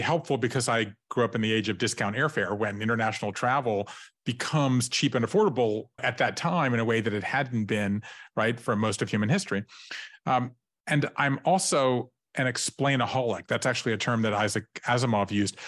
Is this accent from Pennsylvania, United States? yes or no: no; Savannah, Georgia, United States; moved away as an adult; also born or lived in Tybee Island, Georgia; I grew up in Savannah, Georgia